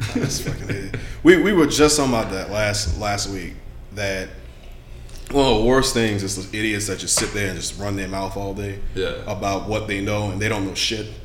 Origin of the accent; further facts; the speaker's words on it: Louisiana, United States; I'm from Louisiana